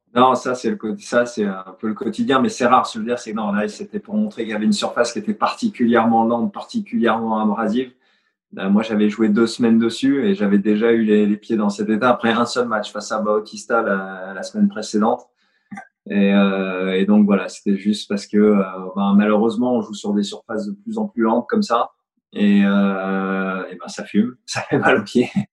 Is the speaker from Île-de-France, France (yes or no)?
yes; Fontenay-sous-Bois, Île-de-France, France; also born or lived in Poitiers; j'ai grandi à l'US Fontenay. J'y suis resté jusqu'à 18 ans